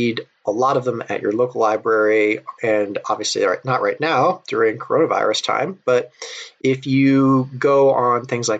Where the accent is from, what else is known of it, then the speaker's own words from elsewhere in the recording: United States; I'm American